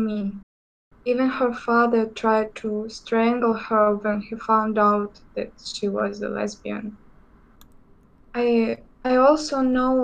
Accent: Russia; also born or lived in Izhevsk, Udmurtia; I'm from Russia. I'm 17 years old and I live in the city of Ijevsk.

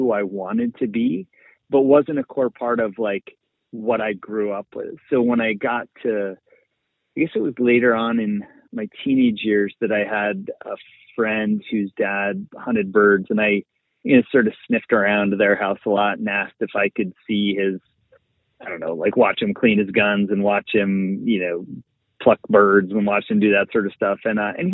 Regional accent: outside of Boston, Massachusetts, United States; I grew up outside of Boston, kind of suburban area

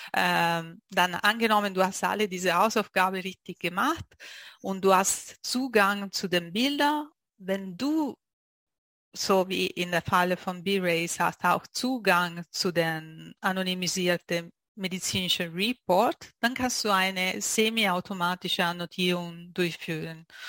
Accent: Italy; German is a second language; moved away as an adult; now in Zurich, Switzerland; ich bin Italienerin und äh, lebe in die Schweiz so äh, schon seit zwölf Jahren in Zürich

